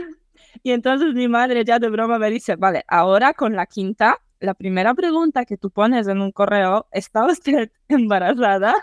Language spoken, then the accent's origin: Spanish; eastern Poland, Poland; Spanish is a second language; Soy polaca del este de Polonia. Mm, para los que no sepan, este de Polonia, cerca de frontera con Bielorrusia.